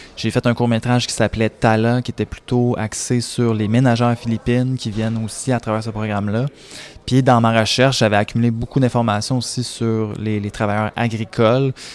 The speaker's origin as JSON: {"language": "French", "town": "Contrecoeur", "region": "Quebec", "country": "Canada", "tie": "born or raised there", "also_born_or_lived": "Sorel-Tracy", "said": "j'ai grandi à Contrecoeur"}